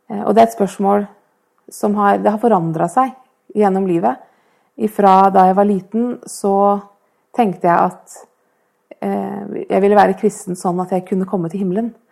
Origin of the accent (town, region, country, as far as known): Oslo, Norway; now in Fredrikstad, Norway